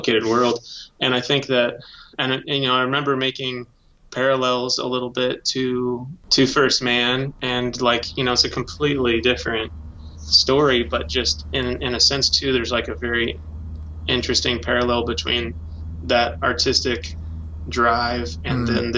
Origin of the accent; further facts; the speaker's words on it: Space Coast, Florida, United States; I grew up on the Space Coast in Florida.